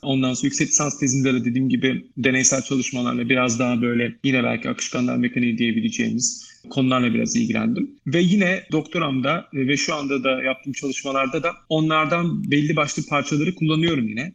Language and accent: Turkish; Ankara, Turkey; Ben Ankara'da doğdum, büyüdüm. Ee, Ankaralıyım